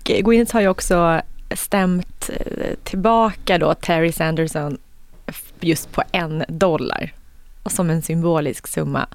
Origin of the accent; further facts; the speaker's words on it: Sweden; som svensk, som svensk